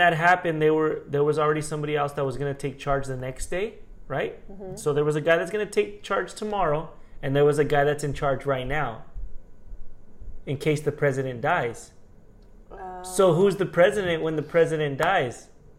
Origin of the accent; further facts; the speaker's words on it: Haiti; like, where the, who the fuck, I'm from Haiti.